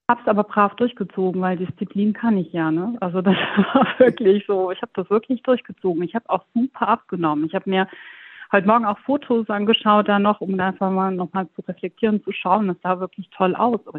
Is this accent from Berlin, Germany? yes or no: no; Baden-Württemberg, Germany; ich komme aus der Nähe von Stuttgart, wohne da zusammen mit meinem Mann. Wir sind vor ein paar Jahren aufs Land gezogen